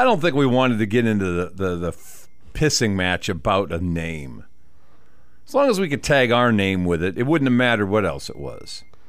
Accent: Texas, United States; well, I'm from Texas. Down here.

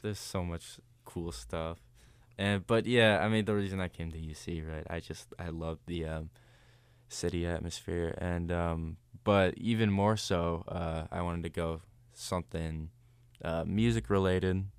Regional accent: Ohio, United States; I'm from Ohio, so we wanted to just stay in state

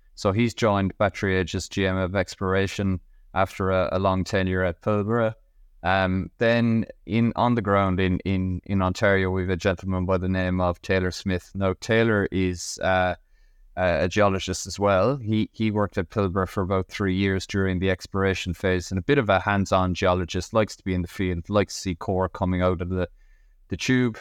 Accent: Ireland; moved away as an adult; now in Western Australia, Australia; I'm originally from Ireland, as my accent could probably give away, but I'm based in Western Australia. I've been here for 12 years

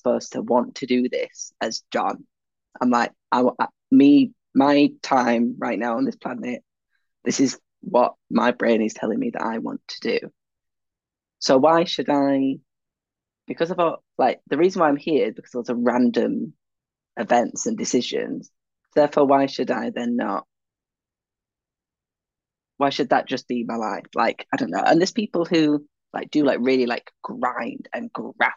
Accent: Leeds, Yorkshire and the Humber, United Kingdom; I'm from Leeds

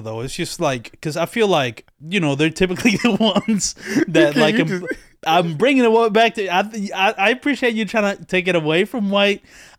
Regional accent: Dominican Republic; since I come from another country, right? Yeah. I was born in the Dominican Republic.

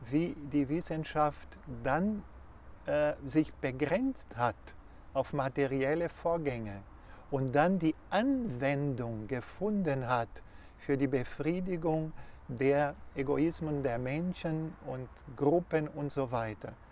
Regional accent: Brazil; German is a second language; moved away

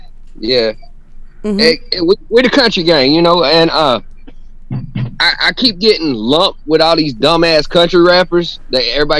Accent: Darlington, South Carolina, United States; I grew up in Darlington, South Carolina

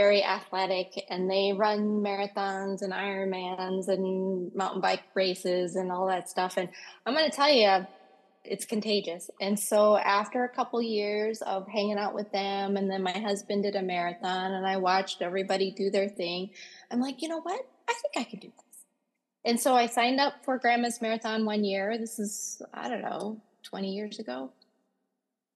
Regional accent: Minnesota, United States; also born or lived in Thailand; I was born in Thailand, but then came here when I was 5, and I've lived in Minnesota ever since then.

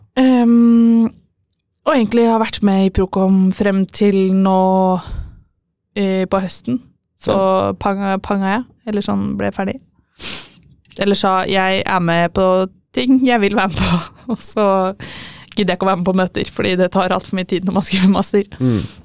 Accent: Fredrikstad, Østfold, Norway; also born or lived in Trondheim; mest hjemme i Fredrikstad.

